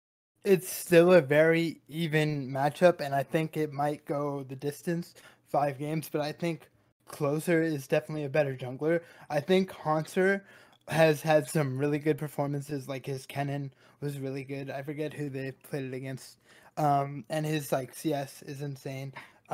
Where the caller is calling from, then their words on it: Fairfax, Virginia, United States; I'm calling from Fairfax, Virginia.